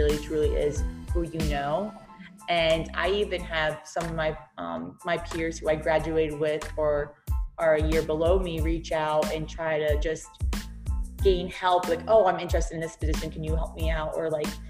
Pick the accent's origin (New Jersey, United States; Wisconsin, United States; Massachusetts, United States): New Jersey, United States; moved away as an adult; now in Baltimore, United States; I am from Jersey